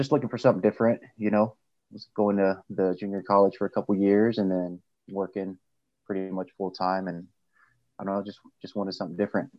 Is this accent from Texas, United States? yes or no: yes; Houston, Texas, United States; Turned 30 this year, Taurus. I'm originally from Houston, Texas, a.k.a. Scrooston, a.k.a. the city of Perp, a.k.a. H-Town. AKA the most underappreciated city in sports.